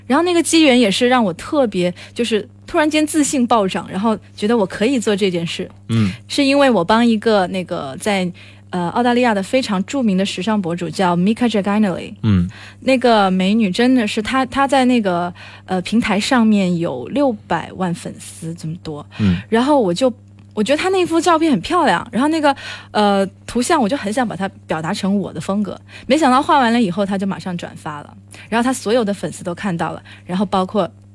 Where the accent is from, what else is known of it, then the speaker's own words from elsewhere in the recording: China; 我是一个来自中国的